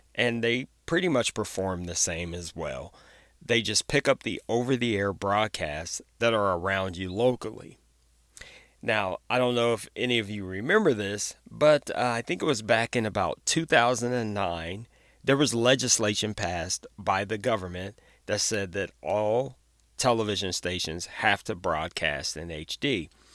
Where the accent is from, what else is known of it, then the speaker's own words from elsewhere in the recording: Ohio, United States; my home state of Ohio